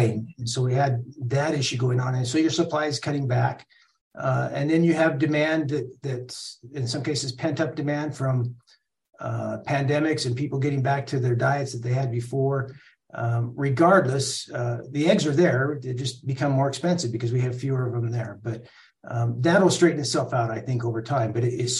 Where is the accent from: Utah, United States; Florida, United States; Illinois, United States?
Utah, United States; also born or lived in Southern California; now in New Mexico, United States; My mother moved back to be with her family, her parents. And in a sense, I'm very grateful for that experience. I loved growing up on the farm